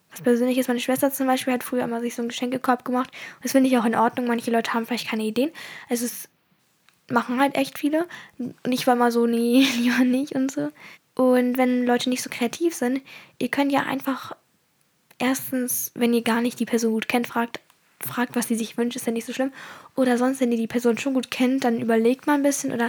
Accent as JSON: {"language": "German", "country": "Germany", "tie": "born there", "said": "Also ich bin in Deutschland geboren und deswegen bin ich auch immer in einer deutschen Kultur aufgewachsen."}